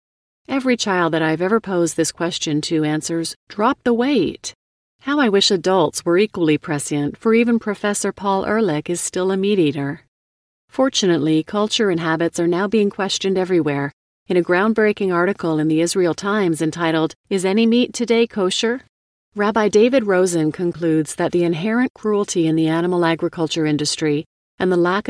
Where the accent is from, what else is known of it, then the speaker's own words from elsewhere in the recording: India; now in United States; As an environmentalist of Indian origin now working out of the United States, I too would not advocate the lacto-vegetarianis